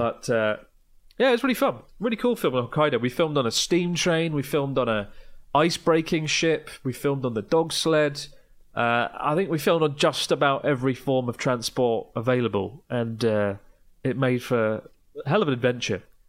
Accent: Kent, South East England, United Kingdom; I'm from Kent

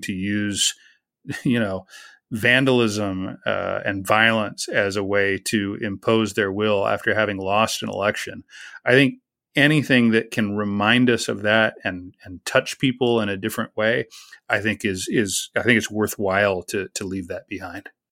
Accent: United States

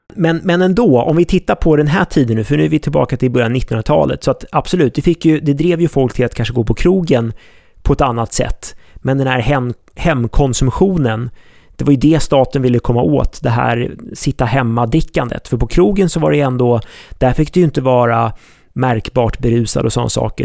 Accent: Sweden; oss svenskar

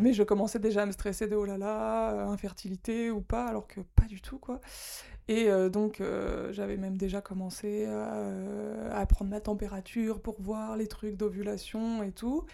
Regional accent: France; moved away as an adult; now in Japan; je suis française

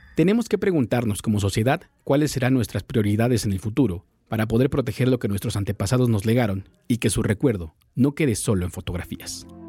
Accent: Mexico; como mexicanos

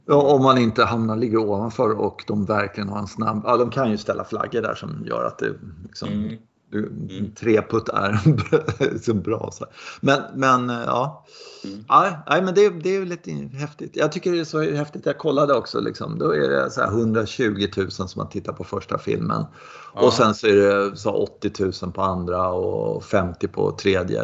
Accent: Sweden; man är ju så blind som svensk

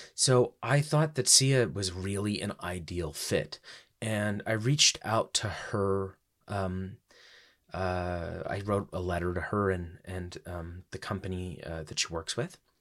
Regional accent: United States; then I decided to go back home to America

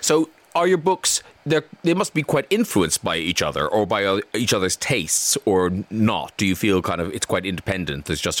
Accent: Ireland; I'm from Ireland

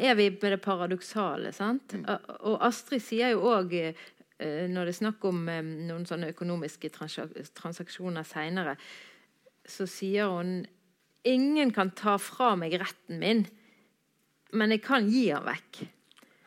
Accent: Bergen, Vestland, Norway; Jeg er jo bergenser

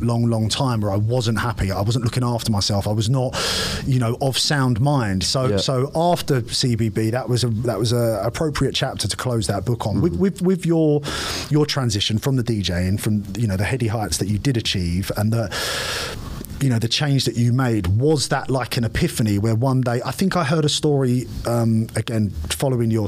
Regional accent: London, United Kingdom; I'm from East London, I'm born and raised, you know, 30 years I lived here

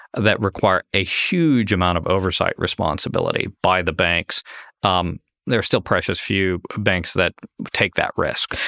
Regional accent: Ohio, United States; Ohio as an example, my home state

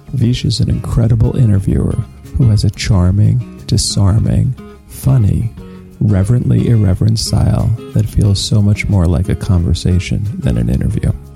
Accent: Philadelphia, Pennsylvania, United States; I'm from Philadelphia, Pennsylvania

